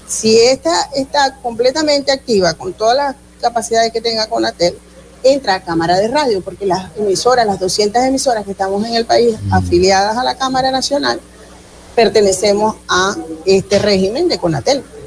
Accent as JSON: {"language": "Spanish", "region": "Zulia", "country": "Venezuela"}